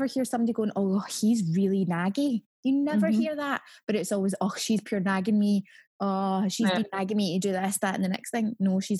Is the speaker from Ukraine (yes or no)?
no; Scotland, United Kingdom; there was almost this attitude that somehow Scotland and the UK, we were above everything that was happening